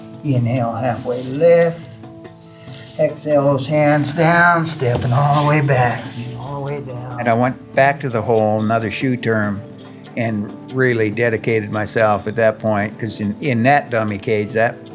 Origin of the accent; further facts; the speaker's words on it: Canada; moved away as an adult; also born or lived in California; I am Canadian. Incarcerated in California